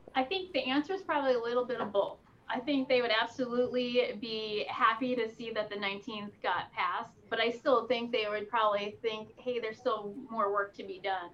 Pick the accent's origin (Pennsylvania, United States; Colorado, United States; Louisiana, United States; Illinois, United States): Pennsylvania, United States; the Poconos; I grew up in Pennsylvania in the Poconos.